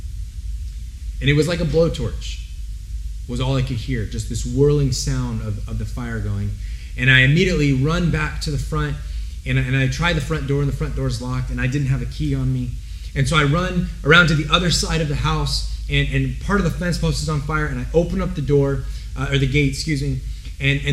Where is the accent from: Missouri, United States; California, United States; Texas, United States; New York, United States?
California, United States; Santa Rosa; also born or lived in Denver, Colorado; I grew up here in Santa Rosa